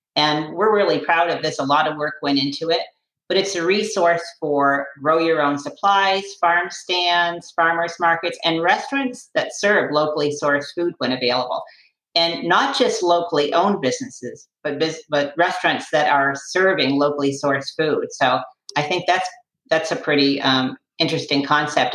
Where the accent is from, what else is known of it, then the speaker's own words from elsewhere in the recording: Western Massachusetts, United States; now in Sarasota, United States; I grew up in Western Massachusetts